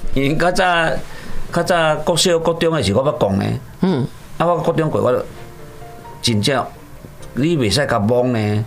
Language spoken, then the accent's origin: Chinese; Taiwan; 我们台湾人